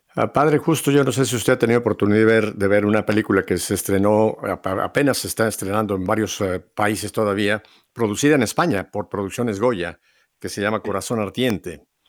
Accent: Mexico; en mi país, en México

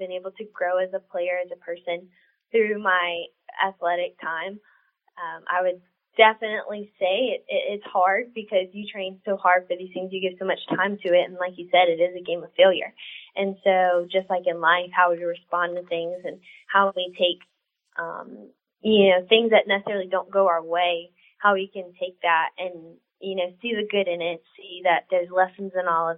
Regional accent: South Louisiana, United States; I was born and raised in South Louisiana

